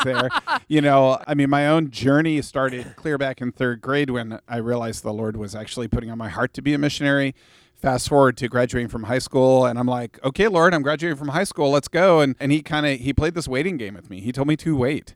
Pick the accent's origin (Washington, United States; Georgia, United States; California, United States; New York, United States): Washington, United States; Vancouver; I grew up in Vancouver, Washington